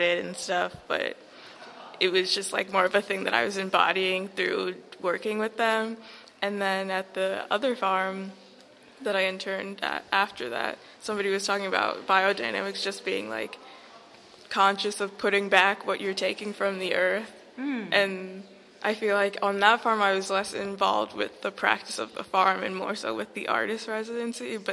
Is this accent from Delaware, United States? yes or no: yes; Delaware, United States; I'm from Delaware.